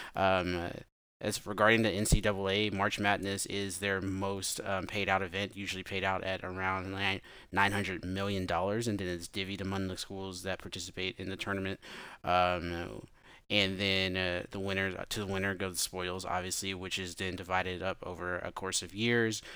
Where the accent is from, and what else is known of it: Memphis, Tennessee, United States